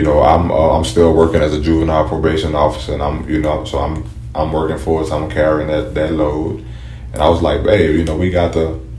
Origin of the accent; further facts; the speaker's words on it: New Orleans, Louisiana, United States; now in Baton Rouge, United States; I'm originally from New Orleans